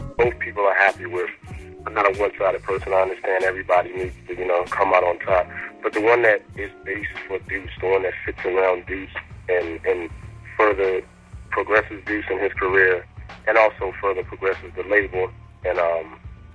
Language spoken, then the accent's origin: English; Virginia, United States; also born or lived in Washington, D.C. / Maryland; now in Atlanta, United States; I'm from Virginia, but I'm like everywhere throughout DC, Maryland, Virginia